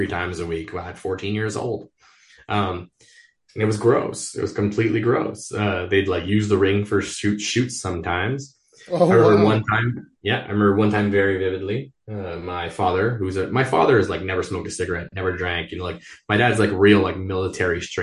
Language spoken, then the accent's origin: English; Montreal, Quebec, Canada; I grew up in the West Island of Montreal, which is like the one English island in a very French province.